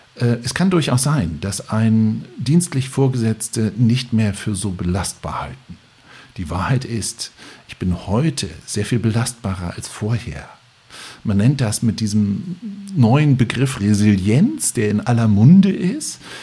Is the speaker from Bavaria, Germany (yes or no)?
no; Lübeck, Schleswig-Holstein, Germany; ich bin Lübecker